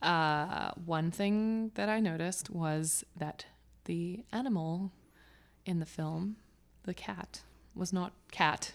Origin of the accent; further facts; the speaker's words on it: Hong Kong; now in Los Angeles, United States; growing up in Hong Kong